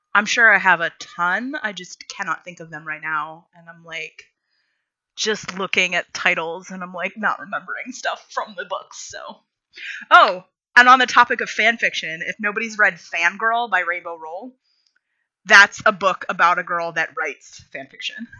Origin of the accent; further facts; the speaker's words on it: rural Pennsylvania, United States; when I was growing up, and again, rural Pennsylvania